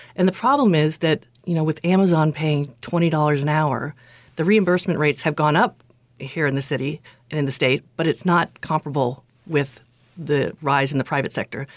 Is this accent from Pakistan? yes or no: no; Acton, Massachusetts, United States; also born or lived in Lexington; I grew up in Acton, lived there my whole life. until I went away to college.